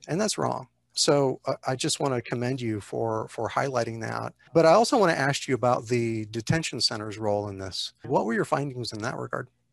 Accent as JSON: {"language": "English", "region": "Texas", "country": "United States", "tie": "born or raised there", "said": "I grew up in Texas"}